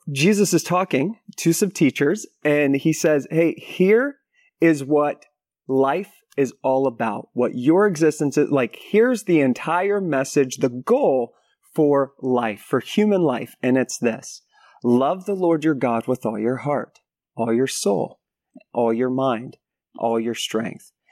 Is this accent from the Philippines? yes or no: yes; Philippines; also born or lived in United States; I was raised in the Philippines as a missionary kid, and then after that, went to went to university in the States